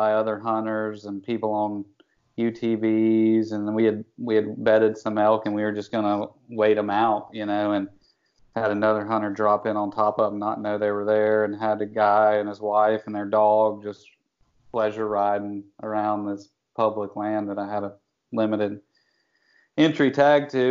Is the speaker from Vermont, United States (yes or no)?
no; Western North Carolina, United States; I grew up in Western North Carolina